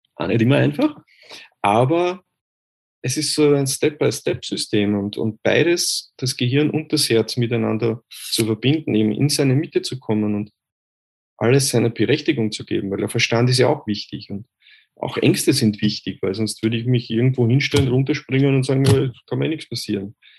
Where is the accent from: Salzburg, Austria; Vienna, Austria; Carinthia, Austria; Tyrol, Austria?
Vienna, Austria; Ich bin aus Österreich, aus Wien. Äh, ich hoffe, ihr könnt meinen Dialekt verstehen.